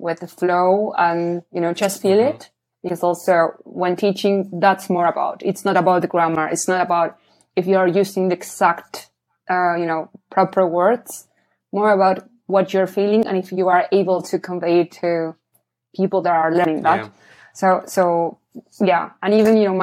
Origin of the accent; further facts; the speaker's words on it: Argentina; English is a second language; moved away as an adult; also born or lived in Australia; now in Copenhagen, Denmark; I'm from Argentina